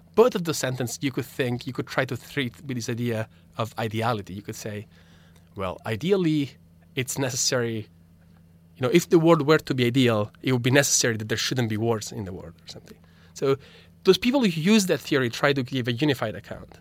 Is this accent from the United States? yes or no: no; Italy; first language Italian; English is a second language; moved away; my native language, Italian